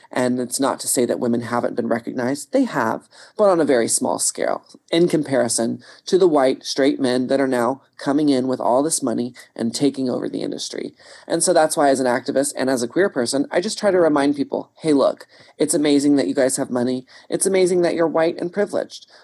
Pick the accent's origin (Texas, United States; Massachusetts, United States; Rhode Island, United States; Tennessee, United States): Texas, United States; I grew up in Texas